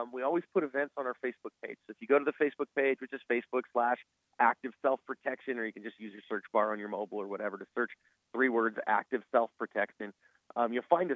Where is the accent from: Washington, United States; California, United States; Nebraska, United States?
California, United States; San Francisco Bay Area; I was raised in the San Francisco Bay Area, California